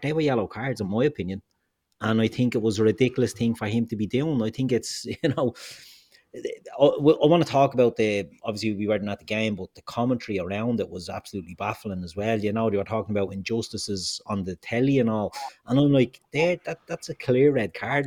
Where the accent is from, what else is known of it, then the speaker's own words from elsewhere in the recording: Ireland; also born or lived in Dublin; we're all Irish